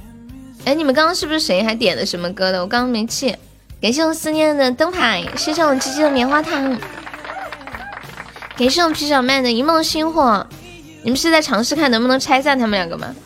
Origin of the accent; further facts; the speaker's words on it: Guangdong, China; 大家好，我是广东人。广东人都会这首歌，广东人都会唱这首歌吗？